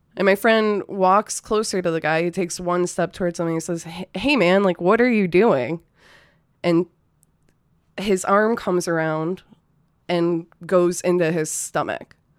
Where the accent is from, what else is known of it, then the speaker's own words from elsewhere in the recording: a city just north of Detroit, Michigan, United States; moved away as an adult; also born or lived in Ypsilanti, Michigan; now in Austin, United States; I'm from Michigan originally. I, uh, grew up in a city just north of Detroit.